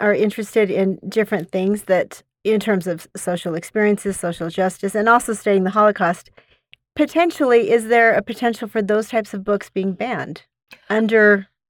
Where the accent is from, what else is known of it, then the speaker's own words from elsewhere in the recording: Utah, United States; we grew up in Utah County